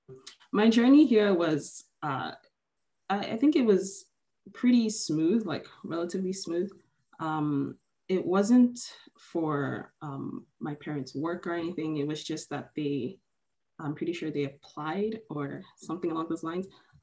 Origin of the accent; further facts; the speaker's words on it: Nigeria; now in Canada; I was born in Nigeria and I lived there for a lot of almost 7 years. Then I moved, and then I moved back to Nigeria, and now I moved to Canada. So I am Nigerian